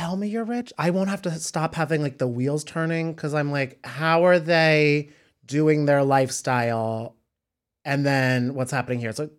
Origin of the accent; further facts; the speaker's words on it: Cranford, New Jersey, United States; Cranford, New Jersey.